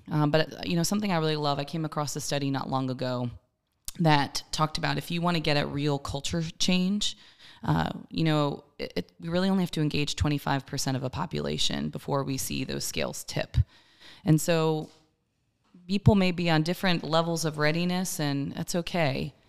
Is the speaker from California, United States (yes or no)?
no; Maryland, United States; now in Columbia, United States; I was born and raised in Maryland, but Columbia has certainly been my home